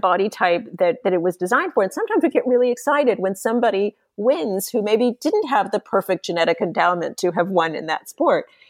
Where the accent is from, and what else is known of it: San Diego, California, United States; born or raised there